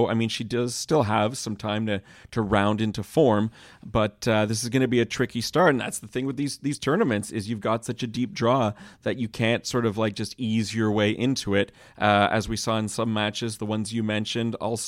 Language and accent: English; Montreal, Quebec, Canada; I remember as a kid actually chasing hockey autographs growing up in Montreal